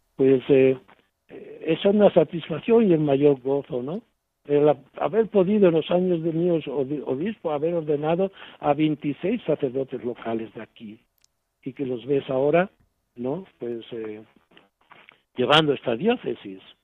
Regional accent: Spain; moved away as an adult; now in Zimbabwe; el día de mi despedida en mi pueblo y ante la Virgen de lo Alto, la patrona del pueblo, ¿no? El cariño que le teníamos porque había sido desde monaguillo hasta ahora sacerdote

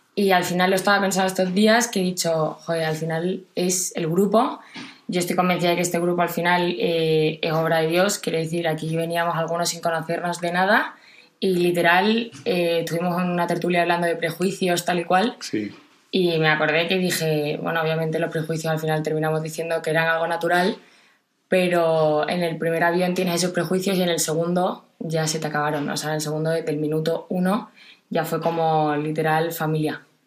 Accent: Jerez de la Frontera, Andalusia, Spain; soy de Jerez de la Frontera

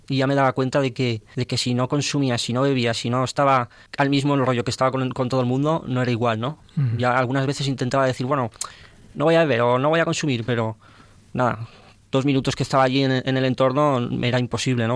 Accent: Valencia, Valencian Community, Spain; now in Tarragona, Spain; soy de Valencia

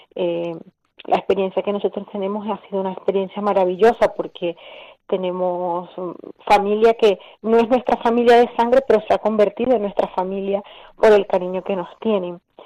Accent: Venezuela; moved away as an adult; now in Spain; decidimos salir del país

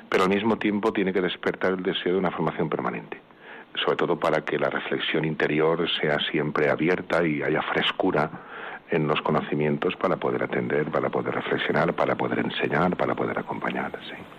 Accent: Vinalesa, Valencian Community, Spain; mi pueblo, Vinalesa

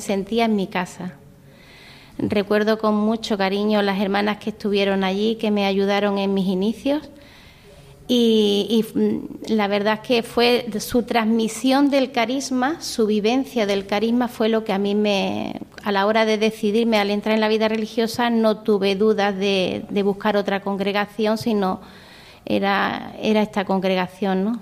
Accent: Vélez-Málaga, Andalusia, Spain; moved away as an adult; also born or lived in Indonesia; soy de Vélez Málaga, de la provincia de Málaga

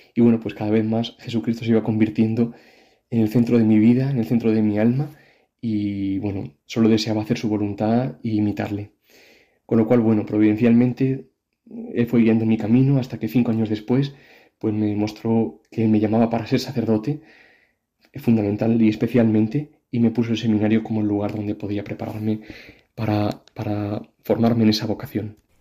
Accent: Madrid, Community of Madrid, Spain; now in Córdoba, Spain; nací en Madrid, pero mis padres son de un pueblecito de aquí de Córdoba que se llama Fuente Tójar

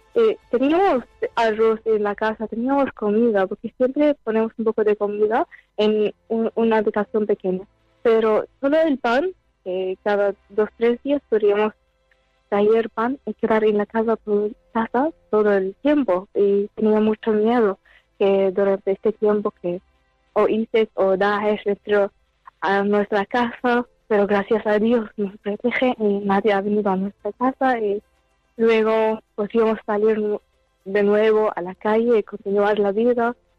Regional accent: Syria; now in Barcelona, Spain

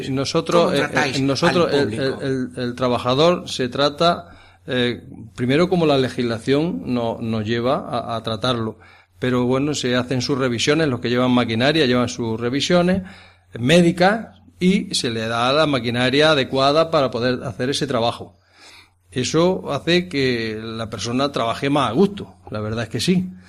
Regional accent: Villacarrillo, Andalusia, Spain; born there; nací en Villacarrillo, pero me llevaron casi desde aquí, desde el Cortijo.

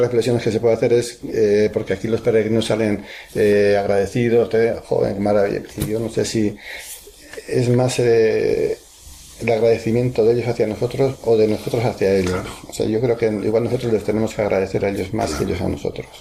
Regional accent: Legazpia, Basque Country, Spain; yo soy de Guipúzcoa, de un pueblito, mediano, de Legazpia, que bueno, está a una hora de aquí

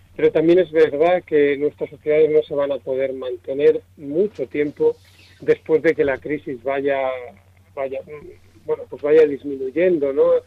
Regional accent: Spain

